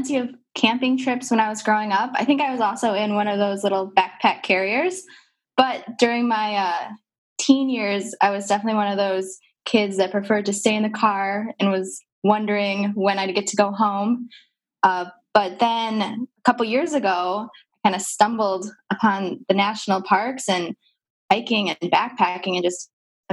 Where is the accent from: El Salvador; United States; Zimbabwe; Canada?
United States; Wisconsin; moved away; I'm a transplant. So I'm originally from Wisconsin, so we don't have many mountains there